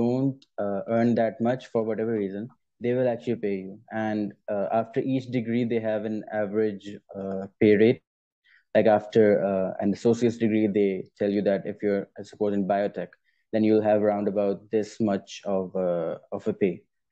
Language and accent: English; Pakistan; I'm as a Pakistani